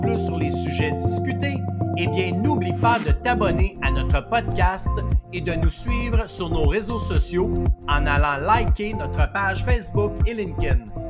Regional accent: Outaouais, Quebec, Canada; moved away as an adult; je suis natif de l'Outaouais

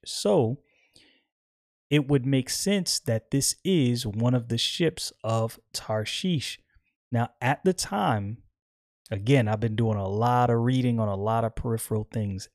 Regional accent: United States; I'm American

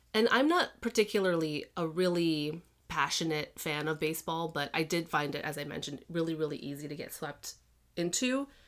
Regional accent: Chicago, Illinois, United States; also born or lived in Massachusetts; I grew up in Chicago

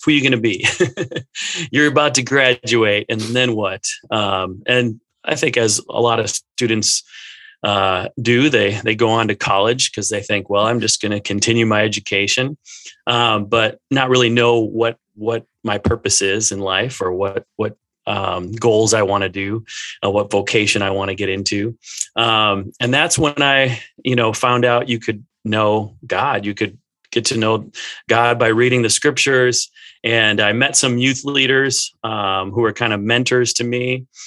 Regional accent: Minnesota, United States; I grew up in Minnesota

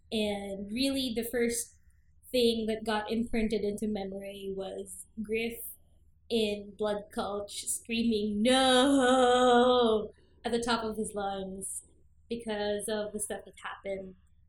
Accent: Philippines; I'm also from the Philippines.

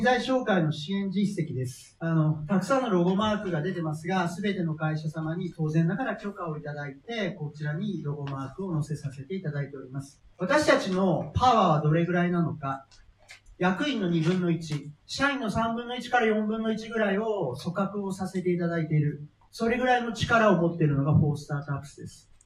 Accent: Fukuoka, Japan; 私は福岡の出身です。で、なんかまあ、たまたまですけど、中高のクラスメイトは孫泰造とか、堀江貴文です

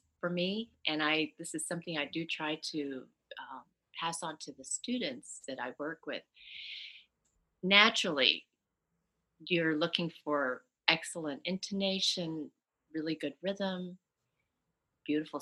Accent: California, United States; when I was growing up in California

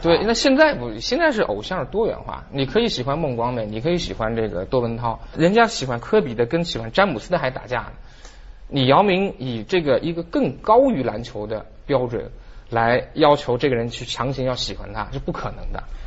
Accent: Beijing, China; 咱们北京话

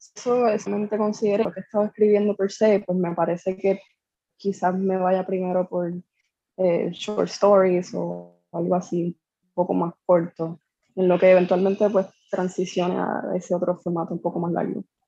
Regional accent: Corozal, Puerto Rico; also born or lived in San Juan; now in Bayamón, Puerto Rico; estoy viviendo acá, llevo años viviendo acá, pero soy de Corozal originalmente

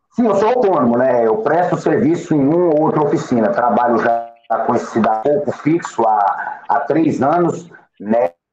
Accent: Samambaia Norte, Federal District, Brazil; morador de Samambaia Norte, Distrito Federal

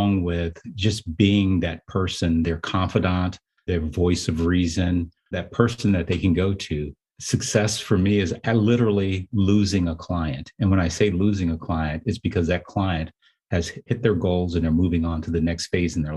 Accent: Oakland, California, United States; I'm from Oakland, California

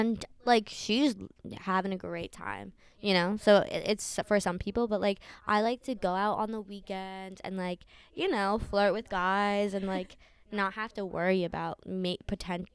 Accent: New York, United States; moved away as an adult; now in Vermont, United States; I'm from New York.

